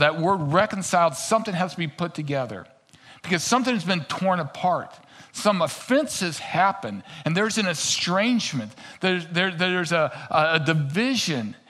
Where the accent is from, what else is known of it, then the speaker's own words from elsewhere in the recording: Kansas City, Missouri, United States; accent: twang; also born or lived in Albuquerque, New Mexico; now in Minnesota, United States; I'm originally from Kansas City